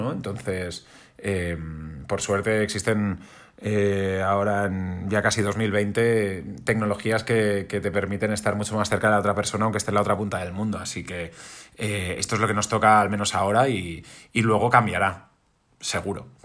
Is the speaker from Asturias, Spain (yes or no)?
no; Catalonia, Spain; soy una persona que evidentemente se siente catalán, me siento español, me siento europeo, me siento, me siento del, mundo.